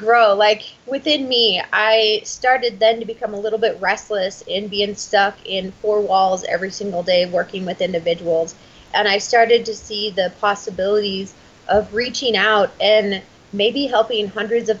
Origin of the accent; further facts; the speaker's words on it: Boise, Idaho, United States; I was born and raised in Boise, Idaho.